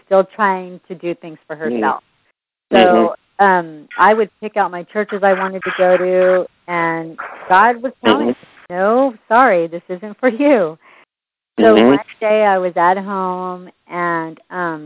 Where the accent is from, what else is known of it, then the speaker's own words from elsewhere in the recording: San Jose, California, United States; also born or lived in Los Angeles; now in Fresno, United States; I'm originally from San Jose. Actually, I was born in Los Angeles, brought out to San Jose at the age of 5. I left San Jose about 8-9 years ago